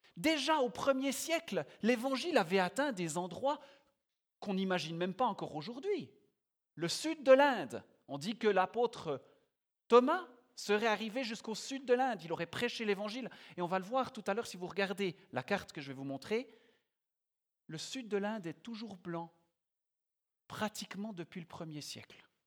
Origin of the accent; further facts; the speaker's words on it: Biel/Bienne, Bern, Switzerland; moved away as an adult; now in Yverdon, Switzerland; j'ai grandi à Bienne, mais j'y habite plus depuis quelques années. J'habite à Yverdon.